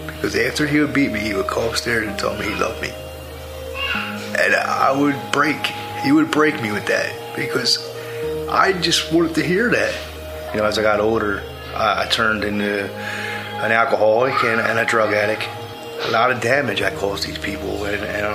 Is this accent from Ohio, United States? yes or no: no; Philadelphia, Pennsylvania, United States; I was born and raised in the Kensington area of Philadelphia